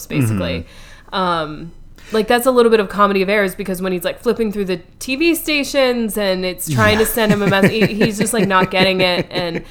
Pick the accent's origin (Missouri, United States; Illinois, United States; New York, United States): New York, United States; As a New Yorker